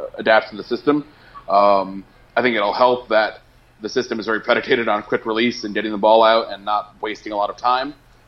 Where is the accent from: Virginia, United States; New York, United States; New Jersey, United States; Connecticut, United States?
Connecticut, United States; my home state